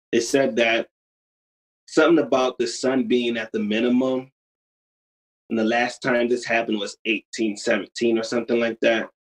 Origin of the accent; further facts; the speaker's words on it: Utica, New York, United States; Yeah. Oh, uh, Utica, New York.